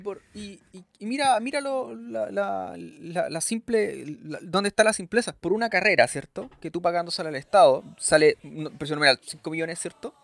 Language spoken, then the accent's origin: Spanish; Chile; nosotros como chilenos